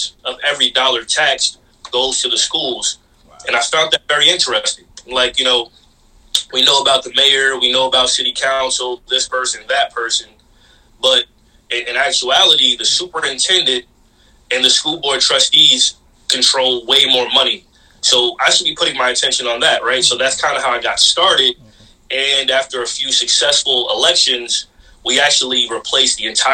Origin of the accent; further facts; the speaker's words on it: Mount Vernon, New York, United States; my hometown of Mount Vernon